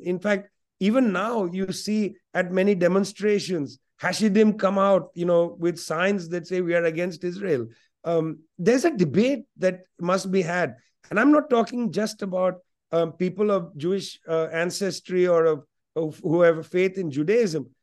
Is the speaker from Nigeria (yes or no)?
no; West Bengal, India; first language Punjabi; English is a second language; Must learn Bengali, because I grew up in Bengal, but also Punjabi, that was my home language